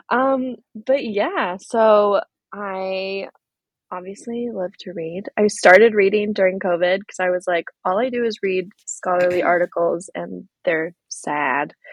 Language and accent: English; California, United States; also born or lived in Oregon / Virginia / Tennessee / Missouri; so I'm from California, but I've lived in a lot of different places. I've lived in Oregon and Virginia and Tennessee and Missouri um, so been all over.